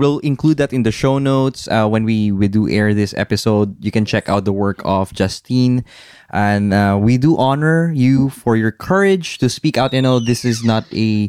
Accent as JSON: {"language": "English", "country": "Philippines", "moved": "as an adult", "lives_now": "United Arab Emirates", "said": "I found God here in the desert when I was away from the Philippines."}